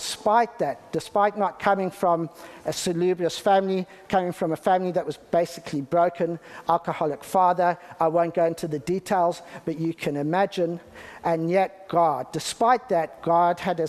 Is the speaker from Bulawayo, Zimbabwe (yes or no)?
no; Harare, Zimbabwe; now in United Kingdom; I was born in the UK, but I grew up in Zimbabwe